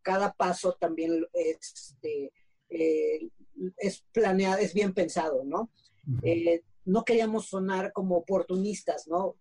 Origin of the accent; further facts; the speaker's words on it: Mexico; como mexicanos